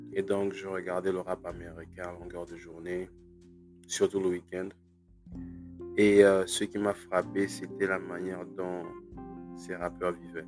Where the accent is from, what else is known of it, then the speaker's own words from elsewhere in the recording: Gabon; moved away as an adult; also born or lived in Libreville, Gabon / France; now in United States; j'ai grandi au Gabon